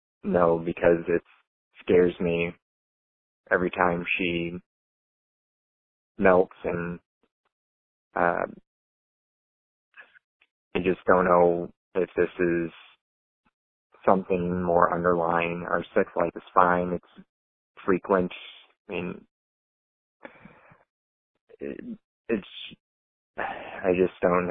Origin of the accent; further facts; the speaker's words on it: Iowa, United States; I'm from Iowa